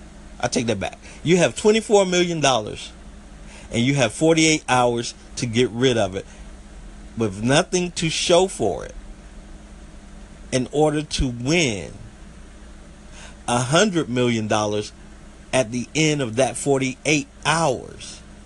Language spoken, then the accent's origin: English; Southeast, United States; accent: country; I'm country. Live down here in the Southeast United States, and I'm country. Sometimes my country accent comes out, sometimes it don't.